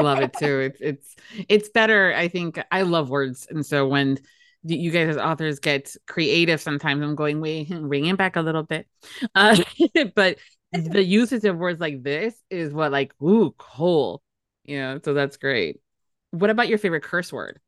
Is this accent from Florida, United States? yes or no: yes; Florida, United States; born and raised in Florida.